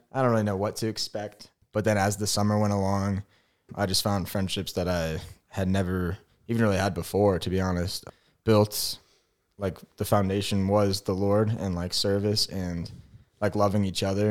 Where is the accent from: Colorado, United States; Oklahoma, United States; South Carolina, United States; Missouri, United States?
Missouri, United States; St. Louis; moved away as an adult; also born or lived in Kansas; I'm from Saint Louis, Missouri, the Lou.